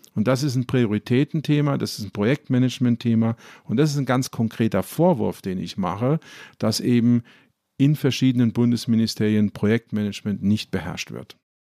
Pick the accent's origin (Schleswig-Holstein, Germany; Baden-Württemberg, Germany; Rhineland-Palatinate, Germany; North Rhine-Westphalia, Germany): Rhineland-Palatinate, Germany; Ludwigshafen; ich komme zum Beispiel aus Ludwigshafen, das ist die Stadt der BSF.